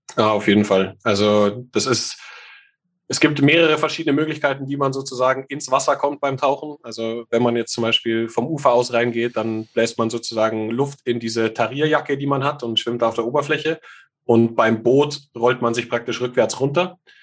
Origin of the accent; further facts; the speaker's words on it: Munich, Bavaria, Germany; bin in München geboren